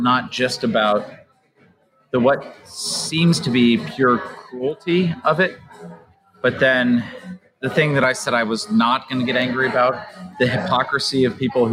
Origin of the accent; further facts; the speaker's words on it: United States; as an American